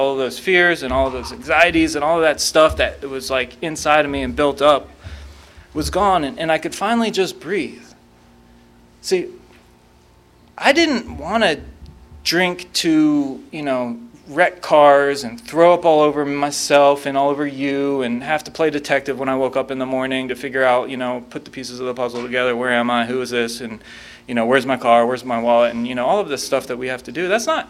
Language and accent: English; Raleigh, North Carolina, United States; I grew up in North Raleigh, and I moved around a lot when I was a kid, but when people ask me where I'm from, I tell them North Carolina, and I say it very proudly.